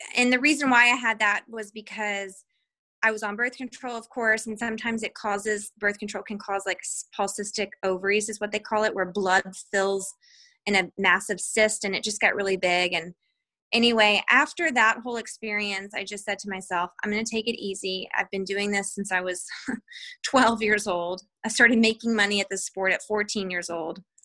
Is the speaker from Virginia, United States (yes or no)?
no; Georgia, United States; I'm from like I'm from Georgia, which is like a, the southern part of the United States of America, and we talk different there anyway.